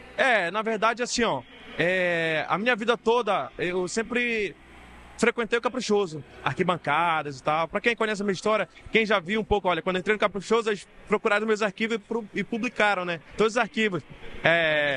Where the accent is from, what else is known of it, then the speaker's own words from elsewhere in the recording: Juruti, Pará, Brazil; now in Amazonas, Brazil; Eu sou paraense